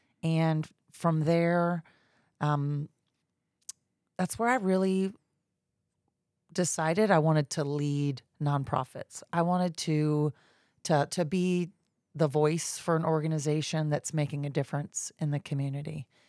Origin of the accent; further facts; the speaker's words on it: Jacksonville, Florida, United States; also born or lived in Georgia; I'm a Jacksonville native. I grew up in Jacksonville, moved away and lived in Georgia for about 10 years, came back to Jacksonville about 20 years ago.